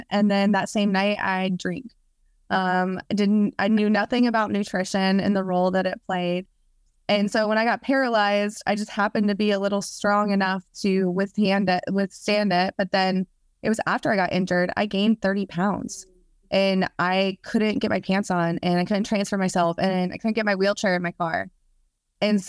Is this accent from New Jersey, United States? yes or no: no; Canton, Ohio, United States; I was born in Canton, Ohio. My parents are still together. I actually lived in the same house until I was 16 years old, never really moved around.